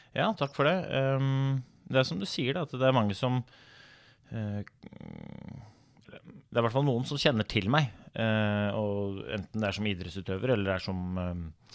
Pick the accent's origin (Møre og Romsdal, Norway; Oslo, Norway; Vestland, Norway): Oslo, Norway; jeg kommer fra Groruddalen, eh, ja. født og oppvokst i Oslo